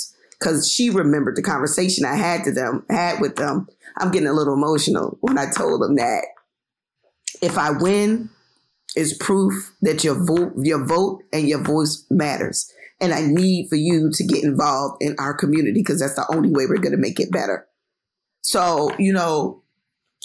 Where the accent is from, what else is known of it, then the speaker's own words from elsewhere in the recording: Philadelphia, Pennsylvania, United States; a young Black single mom from North Philly without a lot of money